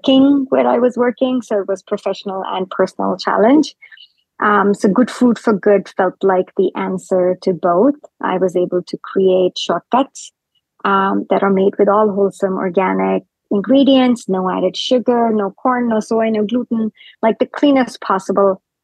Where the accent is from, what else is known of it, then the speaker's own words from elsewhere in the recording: India; moved away as an adult; now in North America; I grew up in India, so I grew up eating fresh food every like three meals a day.